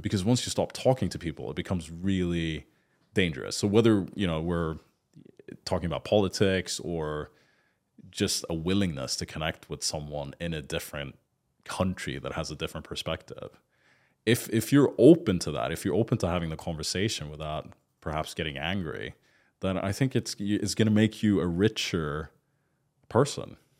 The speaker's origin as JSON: {"language": "English", "country": "Sweden", "tie": "born or raised there", "also_born_or_lived": "United Kingdom", "moved": "as an adult", "lives_now": "Dubai, United Arab Emirates", "said": "I grew up in Scandinavia and my dad's Swedish."}